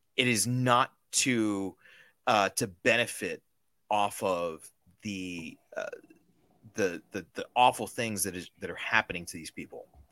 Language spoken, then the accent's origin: English; Cuba